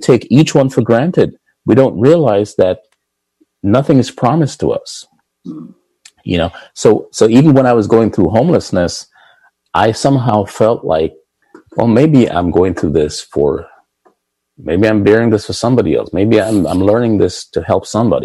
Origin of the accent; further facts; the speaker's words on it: Jamaica; also born or lived in Boston; now in Pikesville, United States; Growing up in Jamaica